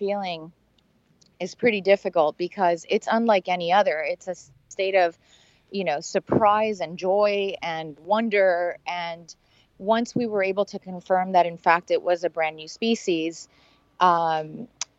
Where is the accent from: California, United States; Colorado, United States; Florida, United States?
Florida, United States; Miami; I grew up in Miami and I had never been out of the country